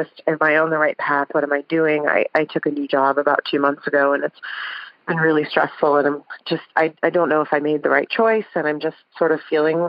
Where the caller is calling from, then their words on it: Columbus, Ohio, United States; I'm calling you from Ohio.